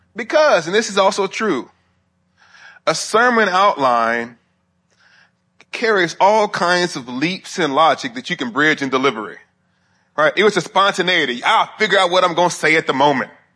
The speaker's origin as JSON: {"language": "English", "town": "Huntsville", "region": "Alabama", "country": "United States", "moved": "yes"}